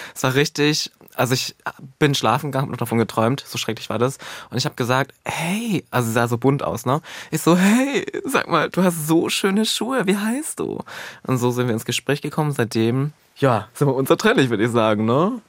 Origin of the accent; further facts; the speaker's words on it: eastern Germany, Germany; also born or lived in Halle (Saale); ich komme ja aus dem Osten